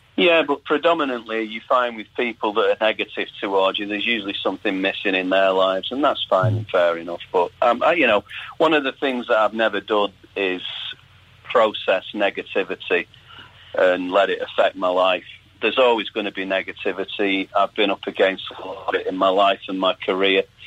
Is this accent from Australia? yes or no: no; Salford, North West England, United Kingdom; growing up in Salford